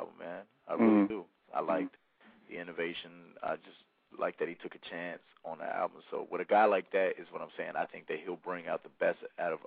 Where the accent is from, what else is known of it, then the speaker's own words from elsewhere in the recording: Dallas, Texas, United States; Dallas, I'm from Dallas. I live in Dallas also